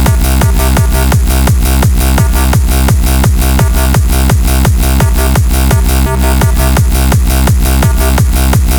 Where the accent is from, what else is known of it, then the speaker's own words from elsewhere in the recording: Hull, Yorkshire and the Humber, United Kingdom; from my hometown of Hull